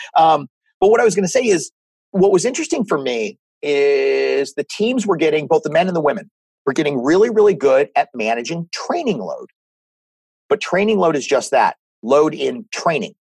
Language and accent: English; Northern Virginia, United States; I grew up in Northern Virginia